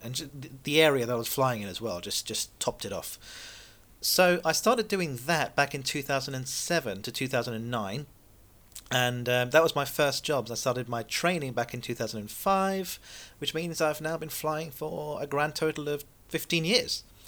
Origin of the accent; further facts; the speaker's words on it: Seychelles; moved away; I was born in the Seychelles